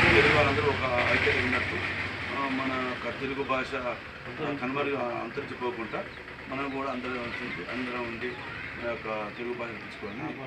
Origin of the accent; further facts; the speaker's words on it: Ravipadu, Telangana, India; నేను గ్రామం మాది రాయపాడు మండలం మోతే ఈ గ్రామ సర్ప గ్రామ సర్పంచ్ని